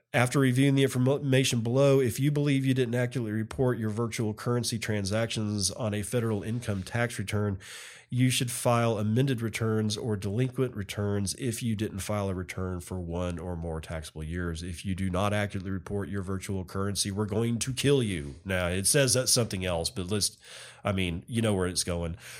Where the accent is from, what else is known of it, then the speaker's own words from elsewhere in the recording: United States; as an American